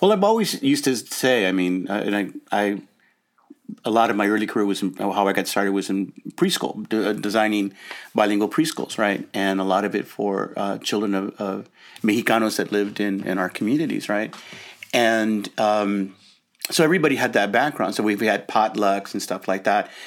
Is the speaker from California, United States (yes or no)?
yes; Los Angeles, California, United States; I grew up in Lincoln Heights. Well, we lived in a number of different places in Los Angeles